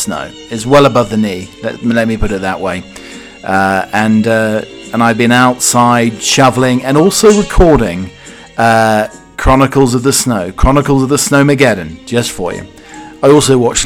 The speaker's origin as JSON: {"language": "English", "country": "United Kingdom", "said": "I'm the British butler"}